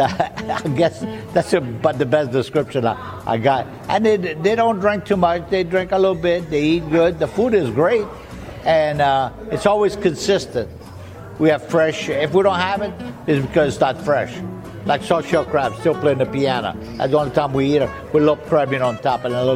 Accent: the Bayou, South Louisiana, United States; first language French; English is a second language; I'm from the Bayou

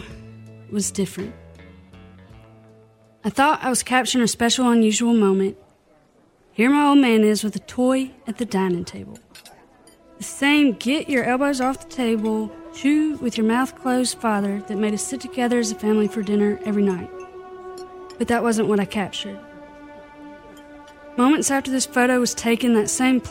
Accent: Clarksdale, Mississippi, United States; moved away; Born and raised in Clarksville, Mississippi

